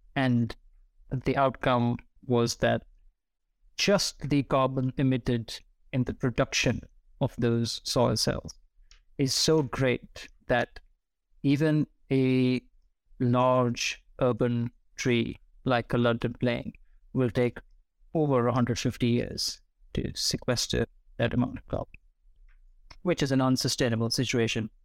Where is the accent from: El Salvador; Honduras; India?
India; New Delhi, Delhi; moved away; I grew up in New Delhi, surrounded by various different textures of concrete